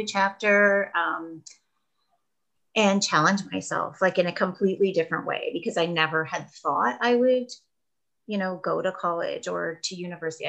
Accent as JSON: {"language": "English", "town": "Kingston", "region": "Ontario", "country": "Canada", "also_born_or_lived": "Australia", "moved": "as an adult", "said": "I am originally from Kingston"}